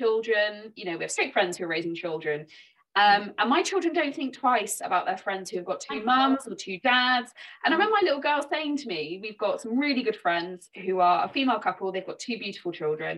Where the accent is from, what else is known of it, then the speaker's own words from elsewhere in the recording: Dorset, South West England, United Kingdom; now in Devon, United Kingdom; I live in Devon now, I'm from Dorset originally